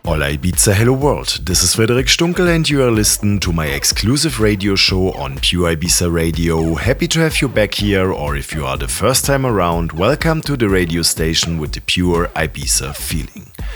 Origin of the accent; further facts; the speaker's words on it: Ulm, Baden-Württemberg, Germany; my hometown Ulm in Germany